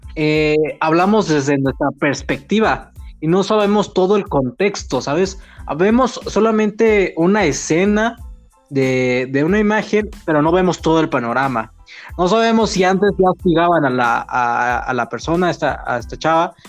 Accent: Mexico City, Mexico; nosotros somos chilangos, ¿no? Somos de la Ciudad de México y tenemos nuestros modismos, nuestra jerga y nuestra argot

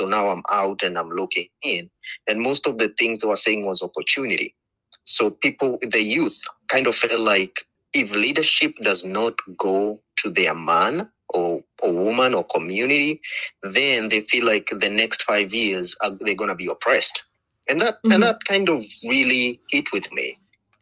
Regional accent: Kenya; moved away as an adult; now in Portland, United States; I was born and raised in Kenya and came here to the U.S. to study aviation

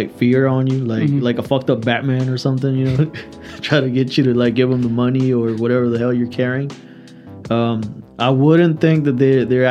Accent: Mexico; moved away; I grew up in Mexico for a good while

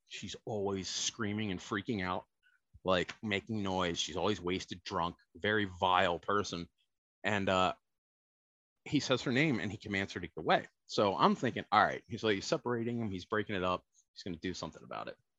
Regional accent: Baltimore, Maryland, United States; also born or lived in New Oxford, Pennsylvania; I hail from the land of Baltimore. That's where I was born. I was born in Baltimore City. Uh, bounced back and forth between uh, my parents got divorced when I was nine my mother moved to South Central Pennsylvania to New Oxford. So I bounced back and forth between the city and the country

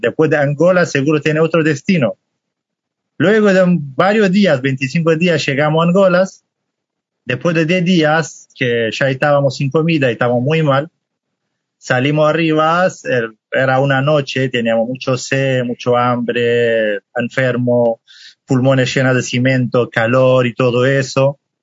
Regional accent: Halabja, Kurdistan Region, Iraq; Spanish is a second language; moved away as an adult; now in Argentina; soy kurdo, de parte del Kurdistán de Irak

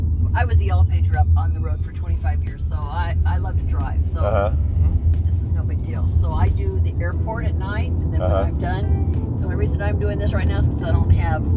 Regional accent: the West, United States; I'm from the West.

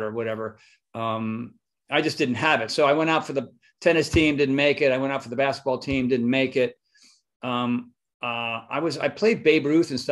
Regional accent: Northeast, United States; now in California, United States; Philly, Jersey, New York, Connecticut, Massachusetts, the East, the Northeast. We're a very opinionated, stressed

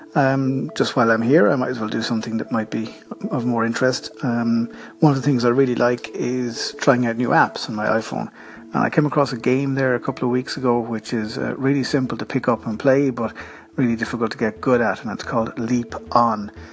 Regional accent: Ireland; accent: Irish; my Irish accent

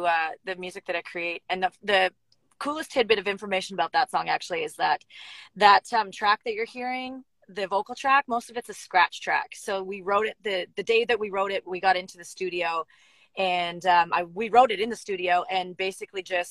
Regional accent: Canada; moved away as an adult; now in Nashville, United States; I had to move back to Canada. I was living and working in Nashville and the music shut down. And because I'm a Canadian citizen, I had to head back

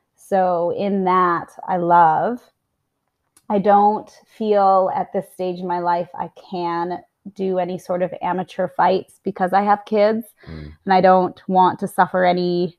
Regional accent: Livingston, Montana, United States; moved away; also born or lived in Utah; I'm American. I was born in Utah, raised in Montana

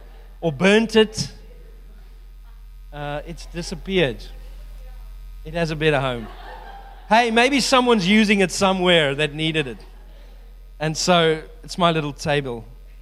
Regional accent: New Zealand; And so the World Cup is coming up at the end of the year, and I'm so excited because I'm a Kiwi, can't wait to watch it.

